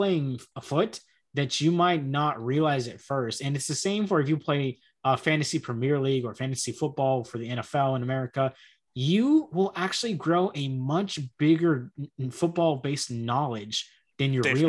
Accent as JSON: {"language": "English", "region": "Texas", "country": "United States", "accent": "American", "said": "I'm an American, obviously, if you can tell by the accent"}